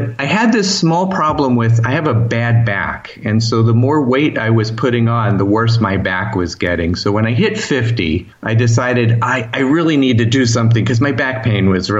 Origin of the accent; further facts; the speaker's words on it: Baltimore, Maryland, United States; also born or lived in Florida; now in California, United States; I was born in Baltimore